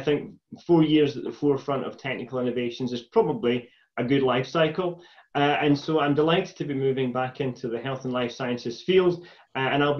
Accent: Stewarton, Scotland, United Kingdom; also born or lived in Glasgow; I was born in East Ayrshire, in a village called Stewarton, and was the first of my family to go to and successfully come through university

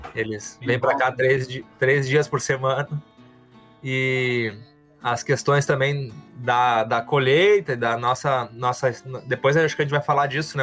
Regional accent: Porto Alegre, Rio Grande do Sul, Brazil; now in Gravataí, Brazil; vim da cidade, me criei em Porto Alegre, fiz toda a minha, minha vida lá, escolar

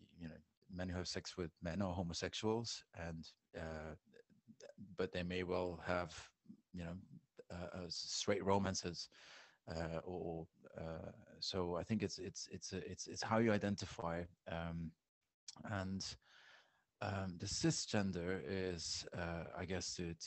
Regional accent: Flemish side of Belgium, outside Brussels, Flanders, Belgium; moved away as an adult; also born or lived in London / Berlin / Bali / Sweden; I'm originally from Belgium. I grew up in a small town outside of Brussels in the Flemish side of Belgium. Moved to London when I was 21

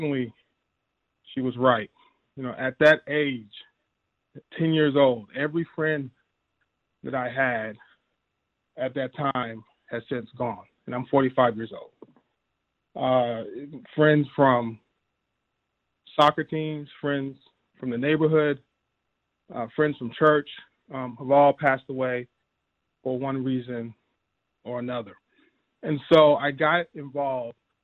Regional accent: Dallas, Texas, United States; also born or lived in DeSoto, Texas; I grew up in Oak Cliff, Texas. I moved to a town right outside of Oak Cliff when I was 10

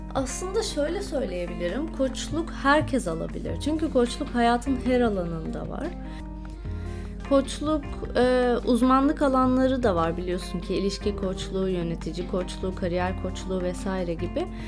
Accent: İzmir, Turkey; moved away as an adult; also born or lived in Balıkesir / Istanbul; now in United Kingdom; ilk 18 yılımı İzmir'de yaşadım

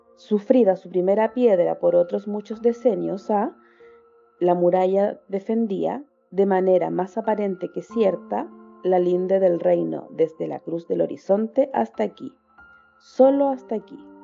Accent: Chile; soy de Chile, tengo 29 años

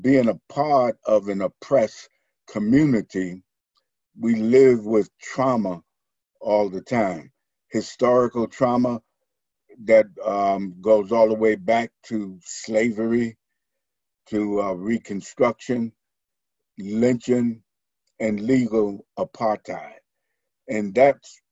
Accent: New York City, New York, United States; I was born and reared in Harlem, New York, in South Bronx

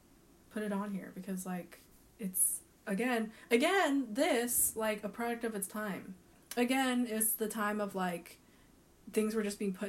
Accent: Colorado, United States; growing up in Colorado

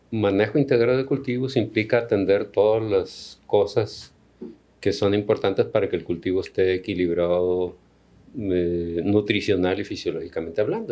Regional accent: Culiacán, Sinaloa, Mexico; also born or lived in Tabasco / State of Mexico / Valle del Fuerte, Sinaloa; siendo de Sinaloa, yo soy de Culiacán, aquí estudié

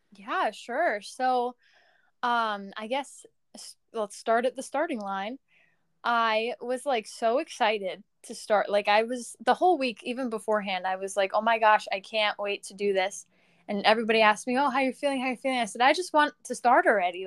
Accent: Long Island, New York, United States; in high school, I'm from Long Island, so I ran for Mount Sinai High School.

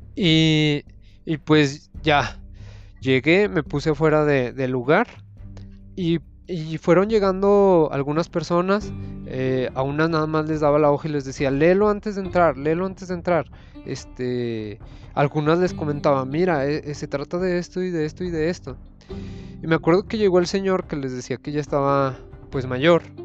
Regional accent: Zacatecas, Mexico; Soy profesionista de Zacatecas

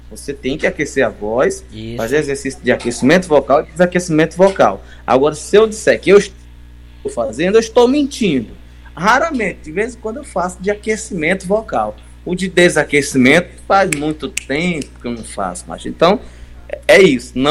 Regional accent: Codó, Maranhão, Brazil; also born or lived in Goiânia; now in São Luís, Brazil; eu já vim de Codó do Maranhão. Eu, eu, comecei aqui em São Luís no rádio, mas eu morei em vários, vários interiores

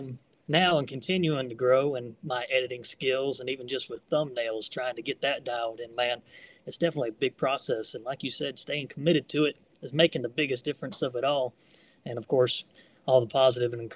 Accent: Tampa, Florida, United States; Originally from Tampa area, but have since moved locations in Florida

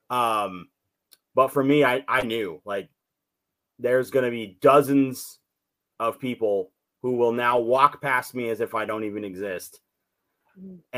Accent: California, United States; also born or lived in Gallup, New Mexico / Southwest; now in Central Texas, United States; I uh, I was born in Gallup, New Mexico and grew up off and on all through the Southwest, and then spent uh, my teen years and a little before and after uh, in Northern California. And I now live with my wife and kids in Central Texas

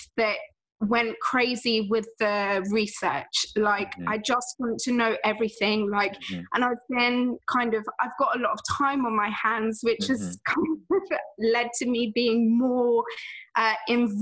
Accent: England, United Kingdom; I'm from England

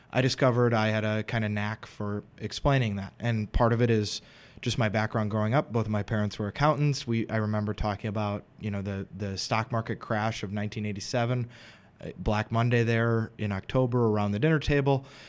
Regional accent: Madison, Wisconsin, United States; moved away as an adult; also born or lived in Philadelphia; I'm originally from Madison

